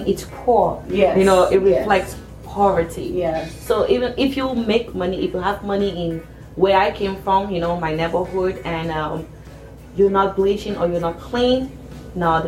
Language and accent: English; Cameroon; from Cameroon